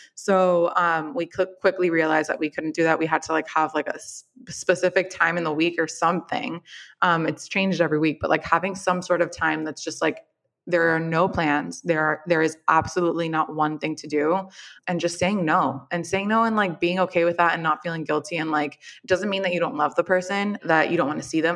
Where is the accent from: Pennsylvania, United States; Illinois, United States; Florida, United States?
Florida, United States; Miami; moved away as an adult; also born or lived in New York; I am also from Miami. My family is here.